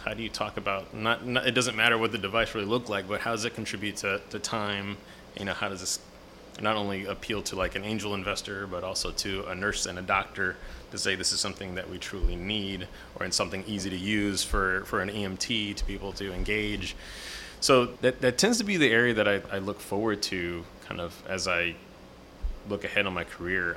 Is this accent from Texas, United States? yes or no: yes; San Antonio, Texas, United States; now in Houston, United States; I grew up in San Antonio